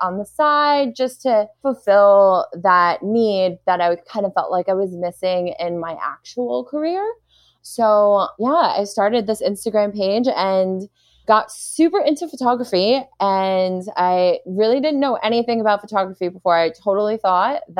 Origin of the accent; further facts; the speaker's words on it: New York City, New York, United States; moved away; I'm actually originally from Brooklyn, New York, which is super strange because it's like kind of a unicorn. Like nobody's ever originally from Brooklyn